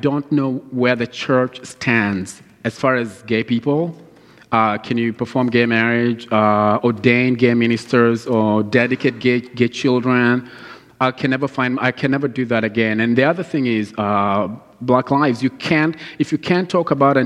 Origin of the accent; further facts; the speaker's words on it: Kenya; now in United States; I grew up in Kenya listening to all these Christian music